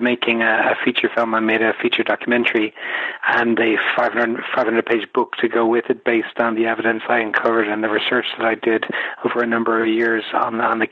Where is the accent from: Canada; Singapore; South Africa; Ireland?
Ireland; I'm Irish and I come from a Kennedy-loving nation